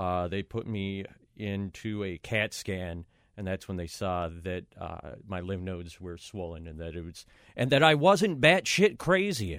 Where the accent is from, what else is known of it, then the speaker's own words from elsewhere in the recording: Minneapolis, Minnesota, United States; moved away as an adult; now in New York, United States; I'm from Minneapolis, Minnesota